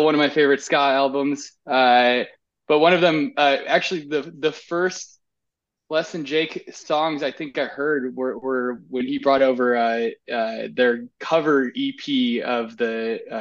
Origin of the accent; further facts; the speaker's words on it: Aurora, Illinois, United States; I'm from Aurora, Illinois